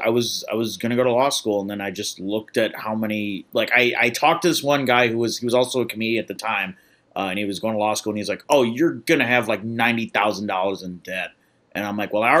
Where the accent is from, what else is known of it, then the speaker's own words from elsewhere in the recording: Midwest, United States; You know, I'm coming from the Midwest where we walk around everywhere, so it's nice to be able to walk around a little bit.